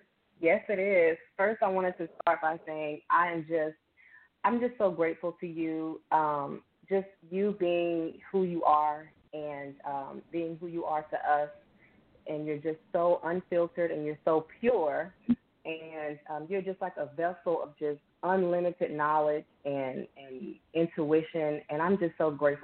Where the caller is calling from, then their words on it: Baton Rouge, Louisiana, United States; I'm calling from Baton Rouge.